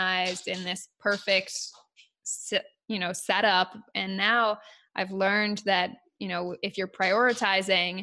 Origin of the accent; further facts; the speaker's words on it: United States; I'm American